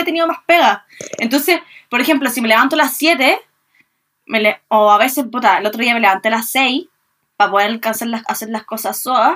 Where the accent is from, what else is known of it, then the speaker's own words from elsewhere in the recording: Viña del Mar, Valparaíso, Chile; nosotras que somos de Viña